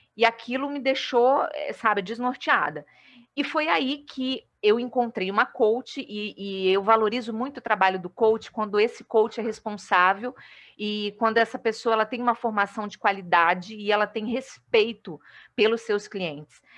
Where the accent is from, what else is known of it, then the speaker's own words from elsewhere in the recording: Vila Velha, Espírito Santo, Brazil; moved away as an adult; also born or lived in Rio de Janeiro / Macaé; now in Uberlândia, Brazil; sou capixaba, mas moro atualmente em Uberlândia, em Minas, mas estou de férias em Vila Velha, né? É, então, até o dia 9 de janeiro eu estou por aqui, na minha terrinha